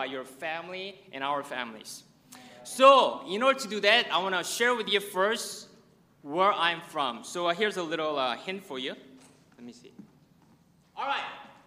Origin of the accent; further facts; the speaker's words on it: South Korea; now in United States; I'm from South Korea, and please don't ask if I'm from North Korea